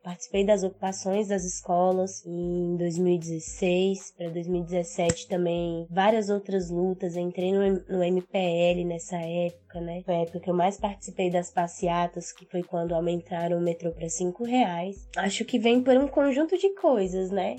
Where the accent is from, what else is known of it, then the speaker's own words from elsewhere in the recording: Taguatinga, Federal District, Brazil; Nós dois crescemos aqui no Mercado Sul